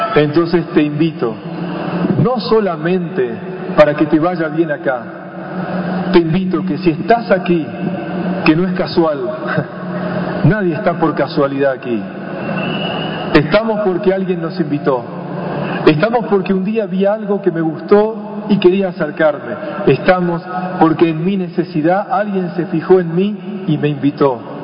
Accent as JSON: {"language": "Spanish", "region": "Buenos Aires", "country": "Argentina", "said": "yo vengo de Buenos Aires"}